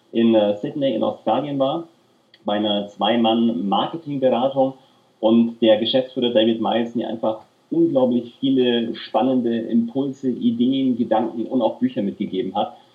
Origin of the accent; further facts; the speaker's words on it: Nuremberg, Bavaria, Germany; ich bin in Nürnberg aufgewachsen und habe auch in den Jugendmannschaften vom ersten FC Nürnberg gespielt.